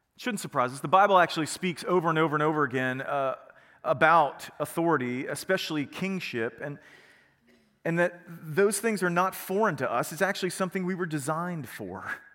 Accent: United States; we are American

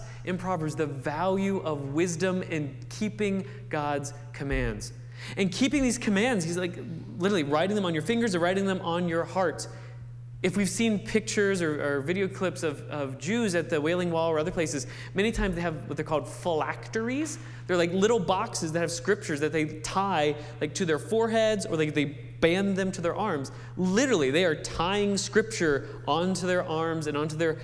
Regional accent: Wheeling, West Virginia, United States; I grew up over near Wheeling, West Virginia

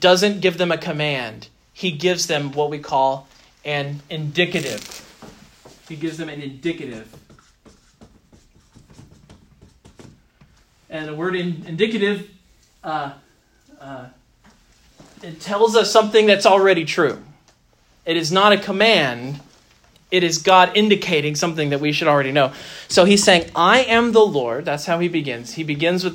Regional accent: United States; being American

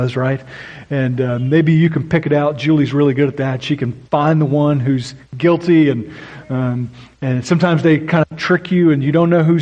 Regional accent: Oklahoma, United States; moved away; I grew up in Oklahoma, which accounts for my weird accent at times

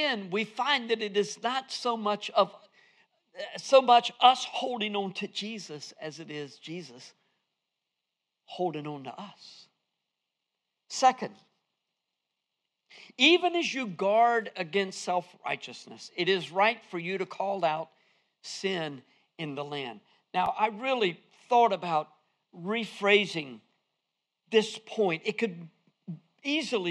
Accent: Fuquay-Varina, North Carolina, United States; accent: southern; I'm from Fuquay Varina.

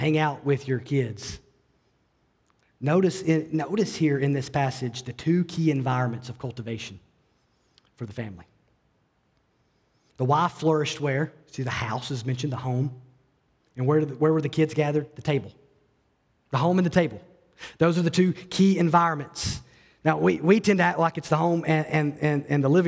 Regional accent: Alabama, United States; I grew up in Alabama

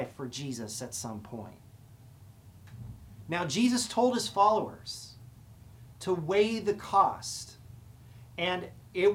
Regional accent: United States; we live in a country where we believe in freedom

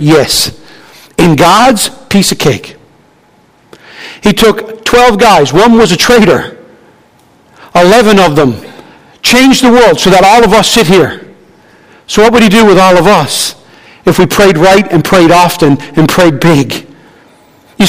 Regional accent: Newfoundland and Labrador, Canada; I'm a Newfoundlander.

